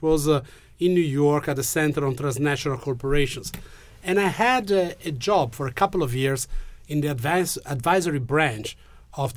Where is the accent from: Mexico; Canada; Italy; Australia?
Italy; Genoa, Liguria; English is a second language; I'm from Genoa